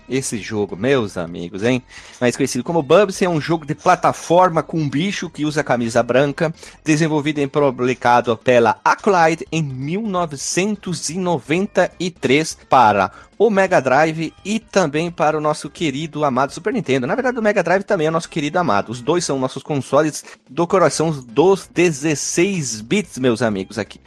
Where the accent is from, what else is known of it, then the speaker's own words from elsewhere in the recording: Brazil; a gente é brasileiro